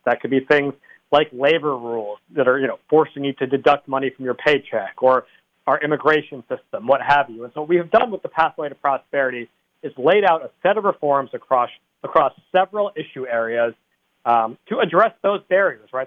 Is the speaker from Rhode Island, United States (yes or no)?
yes; East Greenwich, Rhode Island, United States; my hometown of East Greenwich